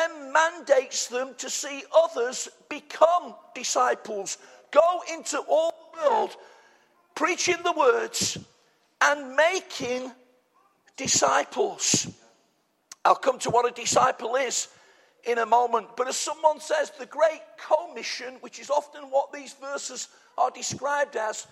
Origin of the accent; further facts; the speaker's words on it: United Kingdom; we're British